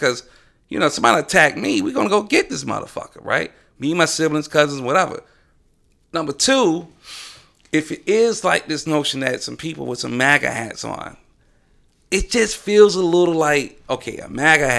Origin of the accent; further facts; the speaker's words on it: Southern United States, United States; Hey, I'm from the South.